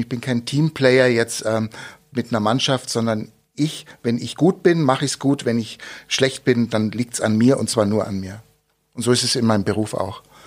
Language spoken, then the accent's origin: German; Munich, Bavaria, Germany; now in Augsburg, Germany; Ich bin in München geboren, schöne Stadt, äh, als Kind dort aufgewachsen